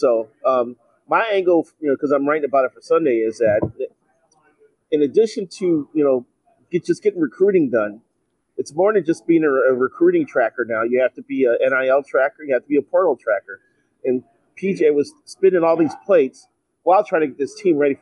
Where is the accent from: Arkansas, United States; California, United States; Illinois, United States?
Illinois, United States; Chicago; moved away; I grew up in Chicago